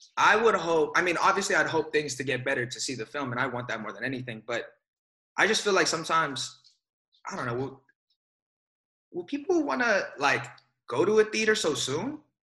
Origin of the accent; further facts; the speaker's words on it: Oakland, California, United States; I grew up in Oakland or Bay Area. So I was born in Oakland